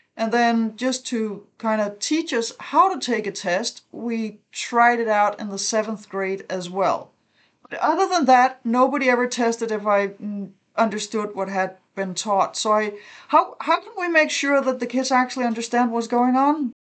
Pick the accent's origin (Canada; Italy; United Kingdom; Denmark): Denmark; I grew up in Denmark